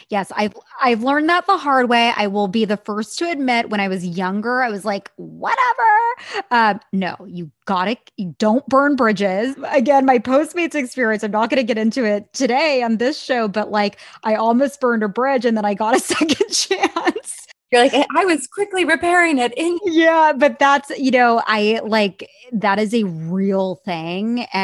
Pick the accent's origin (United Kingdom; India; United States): India; I mean, I'm Indian. Like I was told I needed to be a doctor or a lawyer.